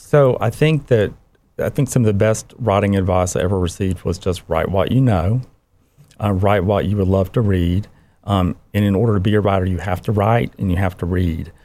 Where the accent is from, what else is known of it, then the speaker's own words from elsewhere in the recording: Cairo, Georgia, United States; my childhood experiences growing up in Cairo, Georgia, Southwest